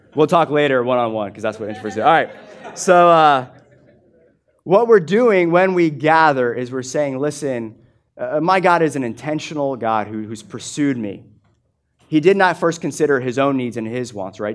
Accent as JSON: {"language": "English", "country": "United States", "said": "I'm an American"}